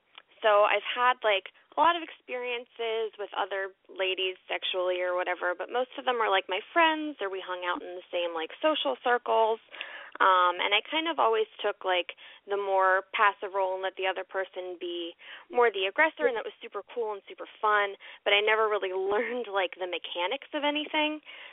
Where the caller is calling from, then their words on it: Baltimore, Maryland, United States; I'm 25 in Baltimore.